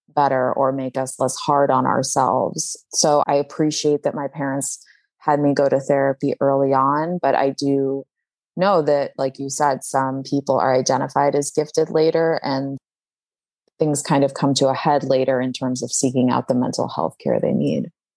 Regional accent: Chicago, Illinois, United States; I grew up in Chicago

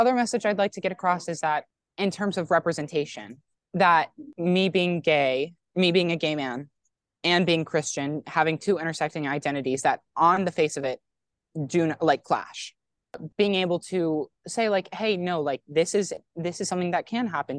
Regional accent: Texas, United States; moved away as an adult; I'm from Texas

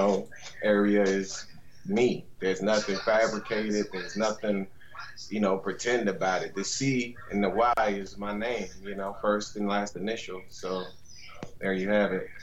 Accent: California, United States; Born and raised in California

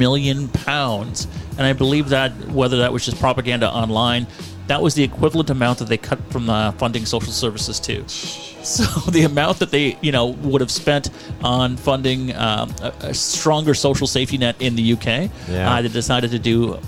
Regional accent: Canada; I'm just ready to cut ties here as a Canadian citizen

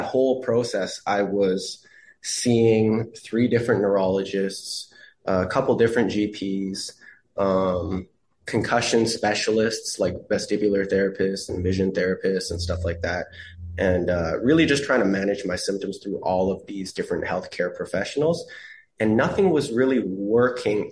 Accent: Canada; as a Canadian

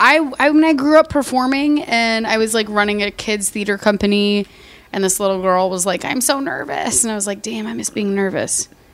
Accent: Chicago, Illinois, United States; moved away as an adult; also born or lived in Dallas, Texas; I grew up in Chicago. It was very good to me. And then I met a rich boy. And my parents were like, marry him, trap him. So I moved to Texas.

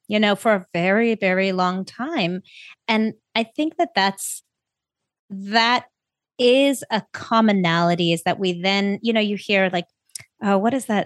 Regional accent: South Africa; now in United States; I was born in South Africa.

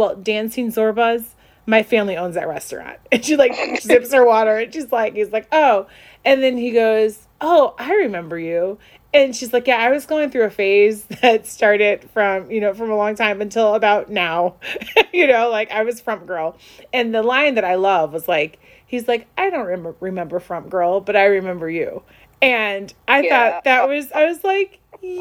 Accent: Chicago, Illinois, United States; also born or lived in North Shore, Illinois; I grew up in the North Shore. I grew up in the city of Chicago.

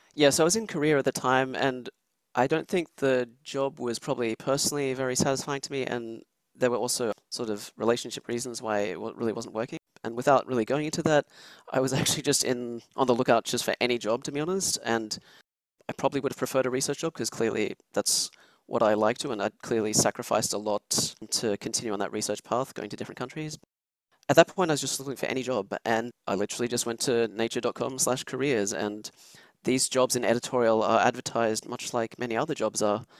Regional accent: Sydney, New South Wales, Australia; moved away as an adult; also born or lived in Switzerland; now in Texas, United States; I'm originally actually from Switzerland, which is where I was when I was a child. But yeah, I grew up in Australia

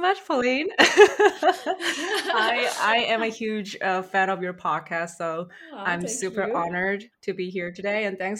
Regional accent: South Korea; moved away as an adult; also born or lived in Sweden / Singapore / Netherlands; now in Toronto, Canada; I'm from South Korea, born and raised in South Korea. And after university, I moved to Singapore. That's the first country where I moved for work. But before, during university, I studied in Sweden for 1 year as an exchange student.

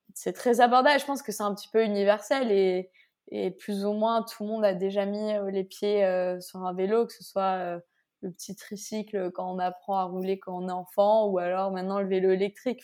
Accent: France; je viens de France

